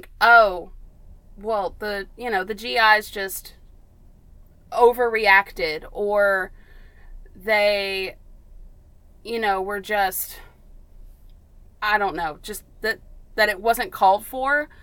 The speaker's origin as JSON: {"language": "English", "town": "Athens", "region": "Tennessee", "country": "United States", "tie": "born or raised there", "said": "we're from Athens, Tennessee. I was born and raised"}